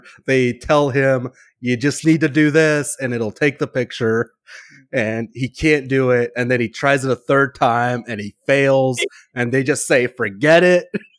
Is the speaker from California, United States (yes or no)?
yes; California, United States; Even though I'm from California